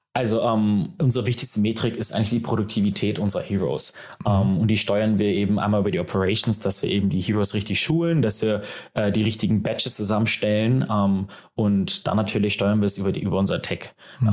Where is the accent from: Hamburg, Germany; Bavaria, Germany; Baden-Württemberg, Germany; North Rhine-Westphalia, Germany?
Hamburg, Germany; gebürtiger Hamburger